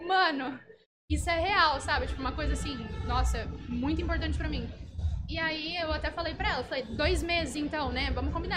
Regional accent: São José do Rio Preto, São Paulo, Brazil; eu sou de São José do Rio Preto

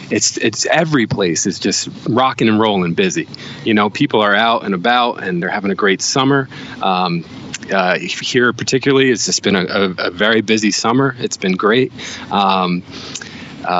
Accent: New Jersey, United States; now in Rhode Island, United States; I've been in Rhode Island about 20 years, 25 years. I'd never heard of a stuffie till I moved up here from New Jersey.

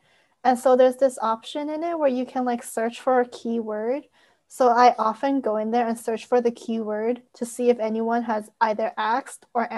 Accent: Canada; now in United States; I live in the US, but I am not American. I am a Canadian citizen. So I live in the US on a visa.

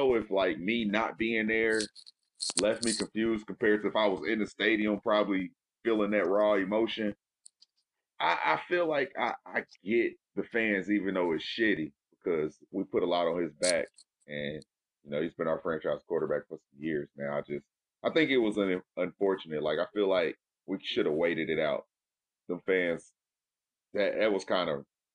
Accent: Indianapolis, Indiana, United States; That's my hometown

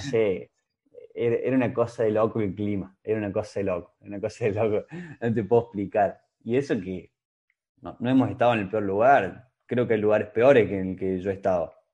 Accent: Córdoba, Argentina; moved away; also born or lived in Romania; Yo soy cordobés, pero también soy siestero

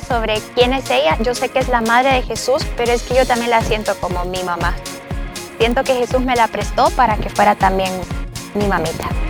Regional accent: Honduras; tengo 28 años y soy de Honduras.

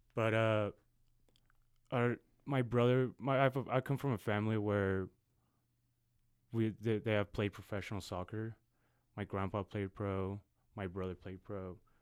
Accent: Guadalajara, Jalisco, Mexico; now in Austin, United States; I'm originally from Guadalajara, Mexico

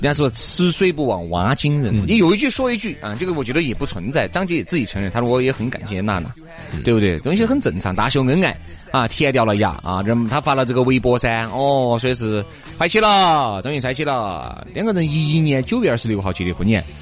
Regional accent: Chengdu, Sichuan, China; 我们成都人

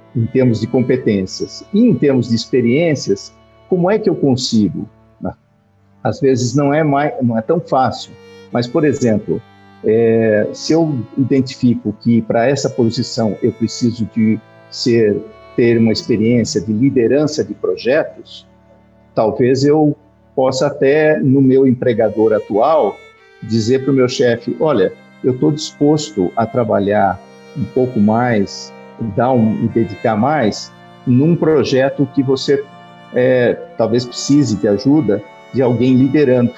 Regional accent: Brazil; also born or lived in Portugal; como eu me comportava aqui no Brasil

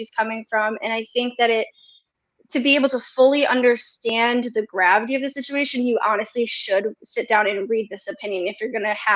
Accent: Detroit, Michigan, United States; I'm originally from Detroit

